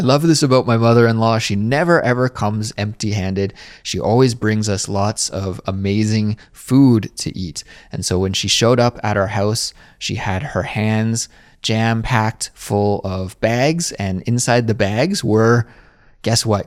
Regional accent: Kelowna, British Columbia, Canada; moved away as an adult; now in Seoul, South Korea; my hometown, which For those of you who don't know, is called Kelowna, British Columbia, Canada.

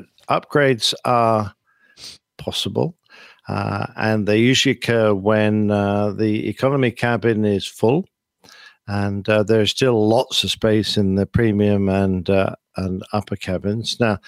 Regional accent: England, United Kingdom

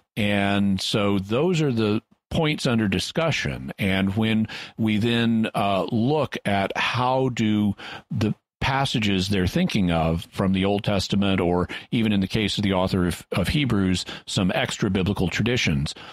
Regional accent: United States; I'm an American

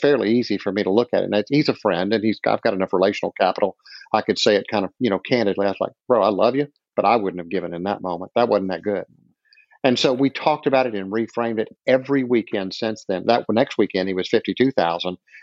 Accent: the South, United States; I'm from the South

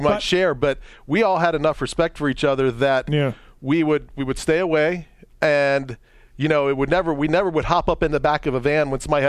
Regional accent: Maryland, United States; moved away; I grew up in Maryland.

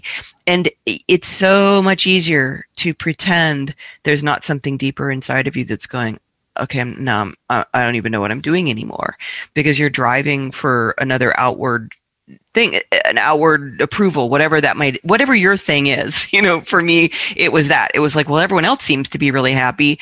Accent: Washington, District of Columbia, United States; moved away; I grew up in Washington, D.C.

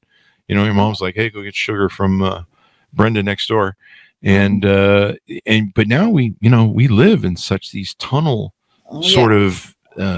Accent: United States; I'm American.

